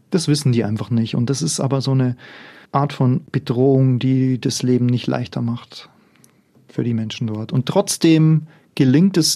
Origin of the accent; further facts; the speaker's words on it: Bavaria, Germany; ich bin aus Niederbayern auf einem Bauernhof aufgewachsen, also ich bin die Tochter einer Bauersfamilie